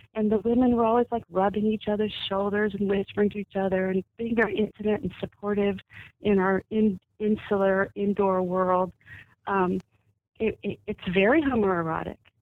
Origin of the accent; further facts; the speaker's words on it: Dallas, Texas, United States; I was I was born and raised in Dallas